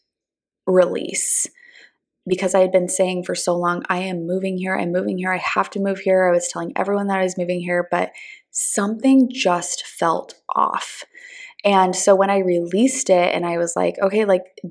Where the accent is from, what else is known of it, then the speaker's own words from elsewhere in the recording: Southern California, United States; now in Texas, United States; I'm originally from Southern California. All of my family is still there.